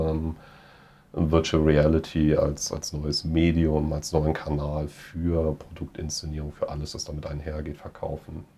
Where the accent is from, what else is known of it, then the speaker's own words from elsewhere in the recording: Germany; als Deutscher